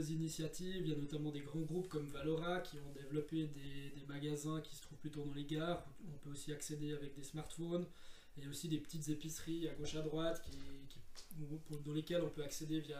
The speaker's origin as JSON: {"language": "French", "town": "Bavois", "region": "Vaud", "country": "Switzerland", "said": "Oui effectivement ben, c'est vrai que on vient de Bavois, on a déjà cherché des producteurs qui habitent Bavois ou dans la région."}